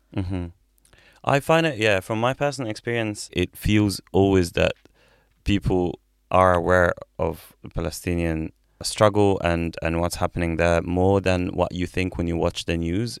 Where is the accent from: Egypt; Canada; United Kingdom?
Egypt; moved away as an adult; I'm from Egypt